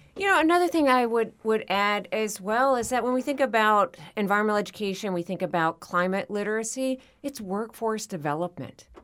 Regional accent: Florida, United States; here in my home state of Florida

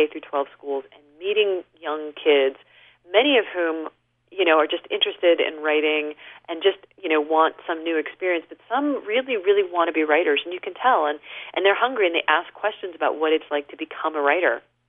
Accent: Seattle, Washington, United States; moved away as an adult; now in Utah, United States; When I was growing up in Seattle many, many years ago, when Seattle was not considered a great place to be from

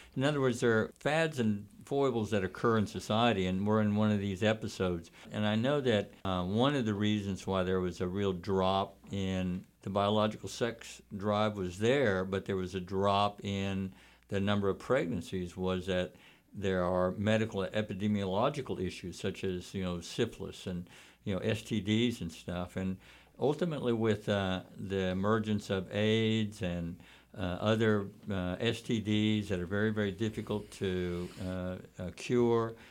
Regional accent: Texas, United States; I grew up in Texas

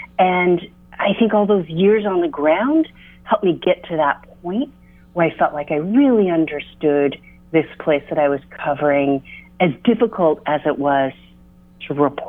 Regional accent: United States; as an American

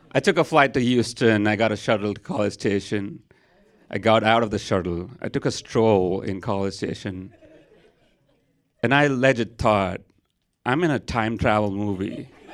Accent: Mumbai, Maharashtra, India; moved away as an adult; now in San Antonio, United States; I am from India. I grew up there. Twenty-two years of my life, I was there, and then I decided to move to America

